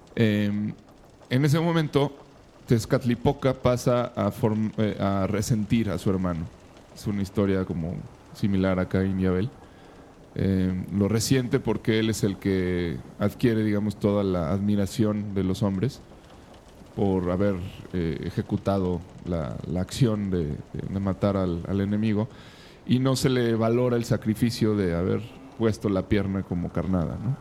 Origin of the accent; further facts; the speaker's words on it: Mexico; somos los mexicanos